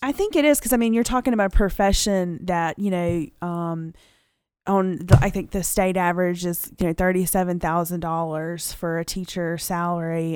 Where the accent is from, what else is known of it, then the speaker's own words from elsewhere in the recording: Dothan, Alabama, United States; I'm homegrown. I mean, I like to tell people that. I'm from Dayton, Alabama